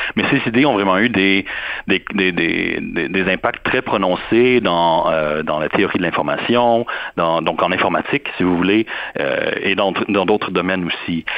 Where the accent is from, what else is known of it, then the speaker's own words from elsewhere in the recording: Montreal, Quebec, Canada; moved away as an adult; now in Durham, United States; depuis que j'ai quitté Montréal